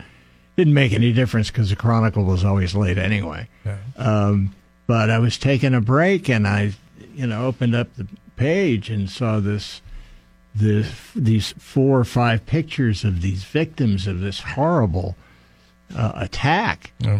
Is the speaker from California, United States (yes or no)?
yes; Woodside, California, United States; Gibby and I grew up in Woodside.